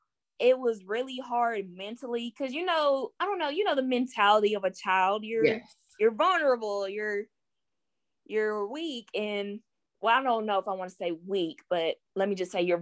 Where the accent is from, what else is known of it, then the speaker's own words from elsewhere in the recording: Knoxville, Tennessee, United States; I am 23 years old, and I'm from Knoxville, Tennessee.